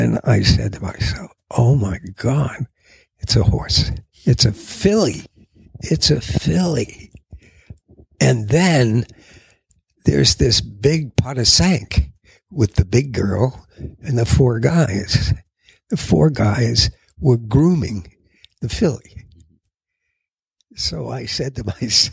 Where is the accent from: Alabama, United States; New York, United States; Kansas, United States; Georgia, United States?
New York, United States; New York City; I grew up in Queens